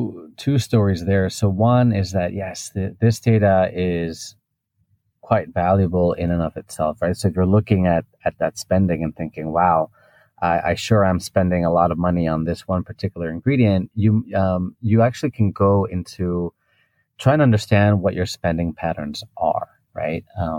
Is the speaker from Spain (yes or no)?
yes; Spain; English is a second language; also born or lived in United Kingdom / United States / Japan / Hong Kong; now in Singapore; So I'm originally from Spain, but throughout my life, I've been jumping around. I've lived in the UK, I've lived in the US, in Japan and Hong Kong.